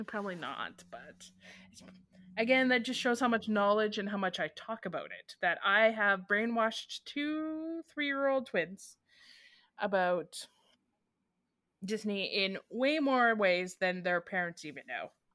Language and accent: English; Canada; as Canadians